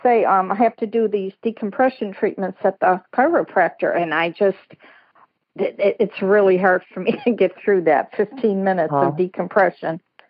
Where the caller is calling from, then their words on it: South Carolina, United States; I'm calling in from South Carolina